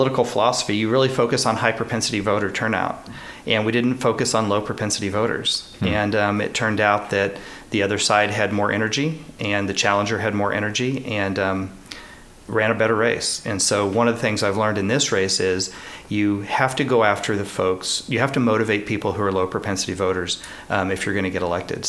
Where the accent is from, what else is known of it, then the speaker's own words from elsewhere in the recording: Northeast Kansas, United States; also born or lived in Topeka, Kansas / Dallas, Texas / Denver, Colorado; I was raised in Northeast Kansas